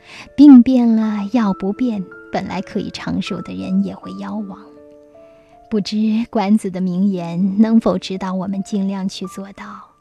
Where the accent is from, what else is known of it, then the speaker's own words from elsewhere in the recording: China; 我们中国人对时非常敏感，也许我们是黄色文明，自古至今都在靠农业生存，所以对天时的依赖性很强。